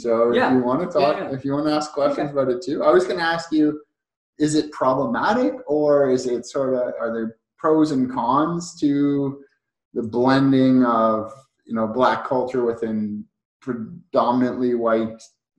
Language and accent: English; Montreal, Quebec, Canada; I grew up in Montreal, so a ski and snowboard town.